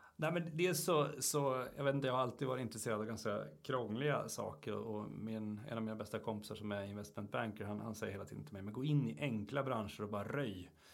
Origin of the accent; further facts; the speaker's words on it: Luleå, Norrbotten County, Sweden; uppe i Luleå där jag kommer ifrån